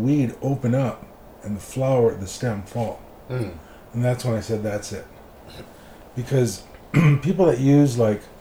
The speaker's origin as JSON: {"language": "English", "town": "Los Angeles", "region": "California", "country": "United States", "also_born_or_lived": "Florida", "moved": "yes", "lives_now": "Las Vegas, United States", "said": "I'm from East"}